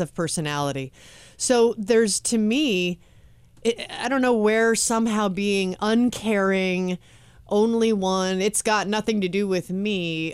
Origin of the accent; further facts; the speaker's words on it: Los Angeles, California, United States; I'm born and raised in Los Angeles and I live in Hollywood